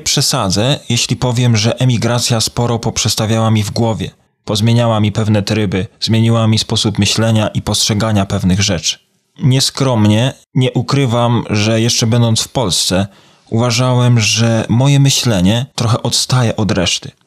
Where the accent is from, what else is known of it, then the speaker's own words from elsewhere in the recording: Poland; moved away as an adult; now in Ireland; w obliczu prawie dziewięcioletniego pobytu na emigracji jestem już bardziej irlandzki, czy wciąż jeszcze bardziej polski